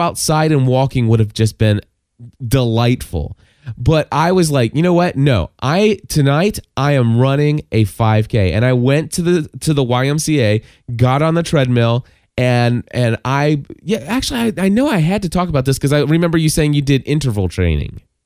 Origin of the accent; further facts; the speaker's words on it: Kentucky, United States; calling from Kentucky, my hometown